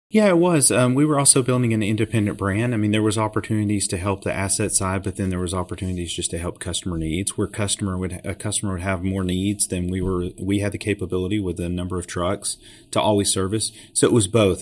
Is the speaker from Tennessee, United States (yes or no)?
yes; Chattanooga, Tennessee, United States; I grew up here in Chattanooga, Tennessee